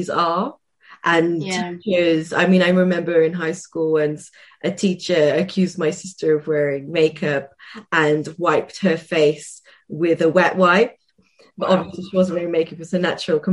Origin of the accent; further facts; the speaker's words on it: Cardiff, Wales, United Kingdom; growing up in Cardiff